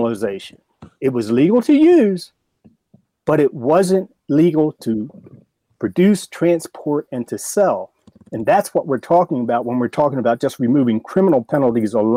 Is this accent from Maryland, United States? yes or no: yes; Baltimore, Maryland, United States; I grew up in Baltimore. I'm from Baltimore.